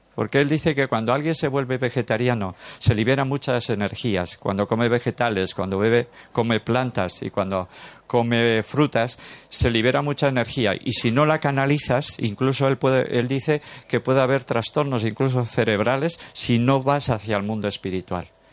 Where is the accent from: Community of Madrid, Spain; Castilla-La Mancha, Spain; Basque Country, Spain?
Basque Country, Spain; Durango; soy de Durango, nacido en Durango, a 30 kilómetros